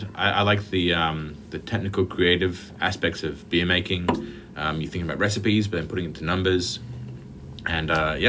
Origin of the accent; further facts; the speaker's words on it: Brisbane, Queensland, Australia; moved away as an adult; now in Beamsville, Canada; I'm an Aussie as well, from Brisbane, but I've been here just over a decade now.